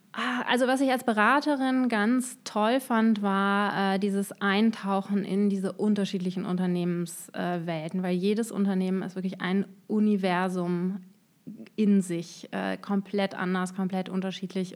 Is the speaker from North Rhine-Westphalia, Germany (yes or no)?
yes; Düsseldorf, North Rhine-Westphalia, Germany; moved away as an adult; also born or lived in Cologne; now in Darmstadt, Germany; geboren und aufgewachsen bin ich in Düsseldorf